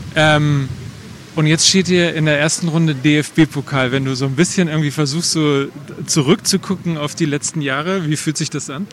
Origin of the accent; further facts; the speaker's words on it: Verl, North Rhine-Westphalia, Germany; in oder nahe meiner Heimat